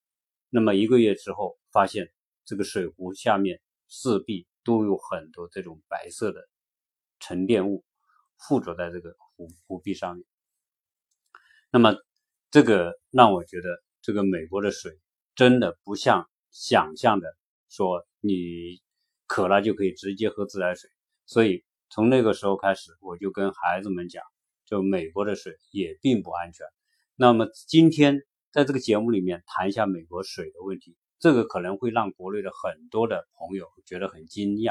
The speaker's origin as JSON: {"language": "Chinese", "country": "China", "moved": "yes", "lives_now": "United States", "said": "作为中国人来说"}